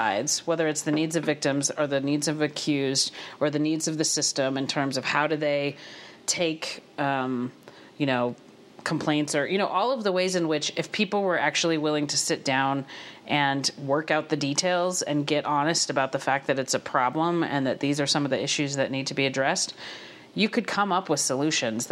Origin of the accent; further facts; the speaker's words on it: Havre, Montana, United States; I grew up in the Montana school system. I went, graduated from Haver High, went to U of M